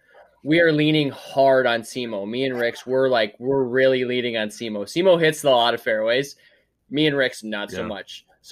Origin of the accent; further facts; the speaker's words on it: Canada; We're from Canada.